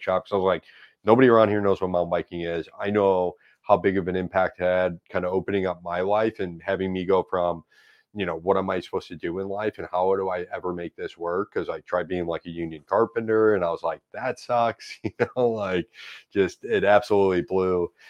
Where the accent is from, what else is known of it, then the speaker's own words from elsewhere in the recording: St. Louis, Missouri, United States; I grew up in South Saint Louis in Dogtown